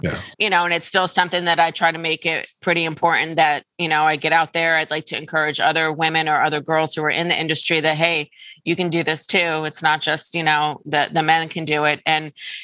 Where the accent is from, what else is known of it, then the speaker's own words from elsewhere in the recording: Pine Bush, New York, United States; I grew up in Pine Bush, little village that's not far from here.